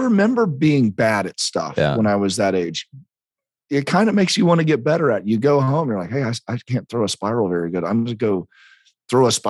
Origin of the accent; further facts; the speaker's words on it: South Carolina, United States; we're in South Carolina